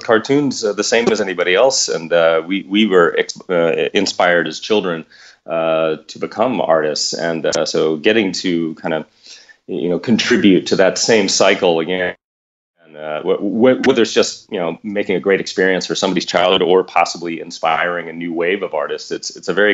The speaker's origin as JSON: {"language": "English", "town": "Los Angeles", "region": "California", "country": "United States", "tie": "born or raised there", "said": "I grew up here in Los Angeles"}